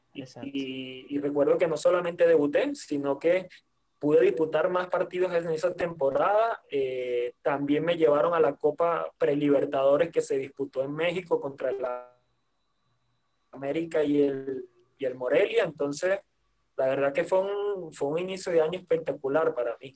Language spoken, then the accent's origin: Spanish; Venezuela; moved away; en, en mi país